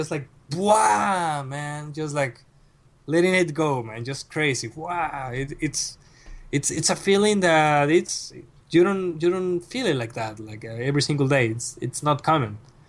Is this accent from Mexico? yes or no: yes; Mexico; And I arrived to Mexico, to my hometown, 3 days after my father passed away.